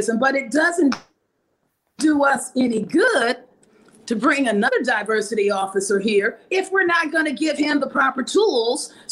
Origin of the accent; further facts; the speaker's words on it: Peoria, Illinois, United States; This is my hometown